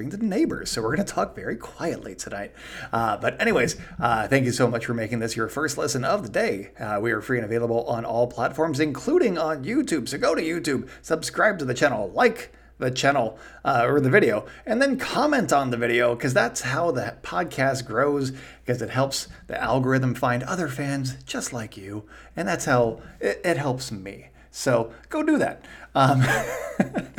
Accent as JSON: {"language": "English", "area": "Bay Area", "region": "California", "country": "United States", "said": "I'm from the Bay Area"}